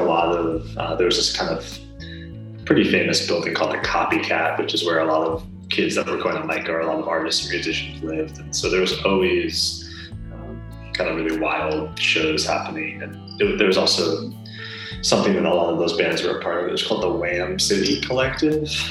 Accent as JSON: {"language": "English", "region": "New Jersey", "country": "United States", "tie": "born or raised there", "also_born_or_lived": "Baltimore, Maryland", "moved": "as an adult", "lives_now": "Portland, United States", "said": "I grew up in New Jersey and then went to school and lived"}